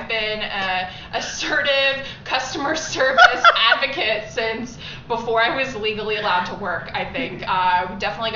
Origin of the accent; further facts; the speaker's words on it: Newburgh, New York, United States; now in Hilton Head Island, United States; born and raised in the Hudson Valley, New York, in a small town called Newburgh, New York